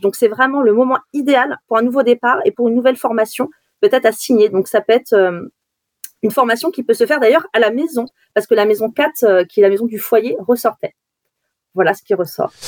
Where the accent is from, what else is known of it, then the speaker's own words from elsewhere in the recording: Brittany, France; quand on est euh, de Bretagne